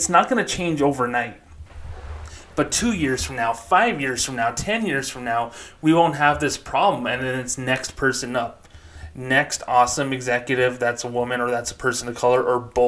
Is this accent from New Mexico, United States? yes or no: yes; Socorro, New Mexico, United States; moved away as an adult; my hometown of Socorro, New Mexico